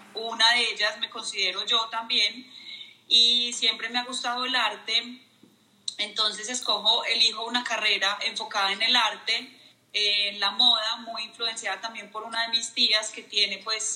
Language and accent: Spanish; Medellín, Antioquia, Colombia; Estoy en Colombia, en Medellín, mi ciudad de toda la vida